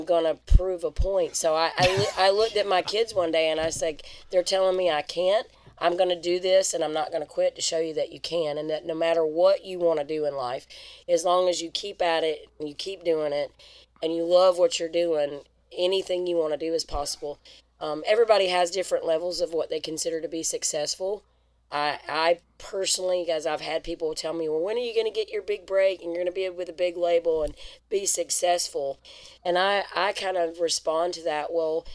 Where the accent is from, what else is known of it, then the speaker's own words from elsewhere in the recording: Georgia, United States; also born or lived in Colorado; I moved from Colorado back to Georgia